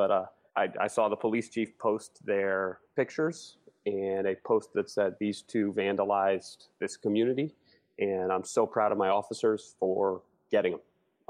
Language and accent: English; Philadelphia, Pennsylvania, United States; moved away as an adult; also born or lived in Burlington, Vermont / Chile; now in Winooski, United States; I'm a Flatlander. I'm from Philly.